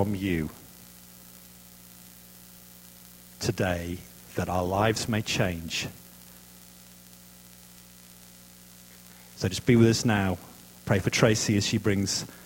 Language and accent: English; Yorkshire and the Humber, United Kingdom; moved away as an adult; also born or lived in Cambridge, England; now in Kelowna, Canada; I'm not from Worcestershire. I'm from Yorkshire. God's own country.